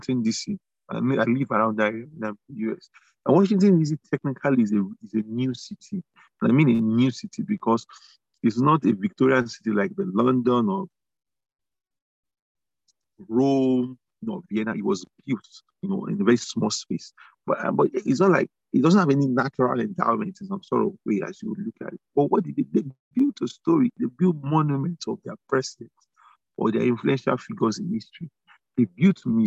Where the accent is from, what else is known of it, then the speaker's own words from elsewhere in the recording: Nigeria; being a Nigerian